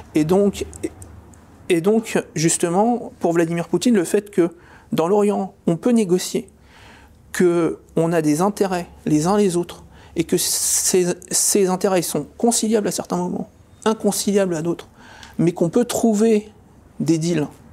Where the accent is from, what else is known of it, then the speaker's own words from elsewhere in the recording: France; Je suis un Français souverainiste